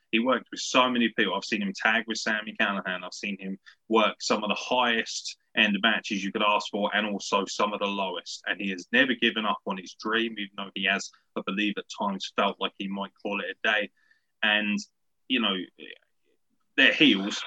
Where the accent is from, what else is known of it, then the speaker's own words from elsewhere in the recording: United Kingdom; particularly being British